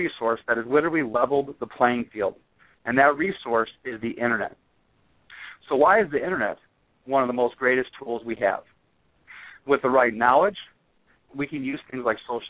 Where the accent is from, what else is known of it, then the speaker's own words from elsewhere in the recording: right outside of Chicago, northwest Indiana, United States; I grew up right outside of Chicago in northwest Indiana.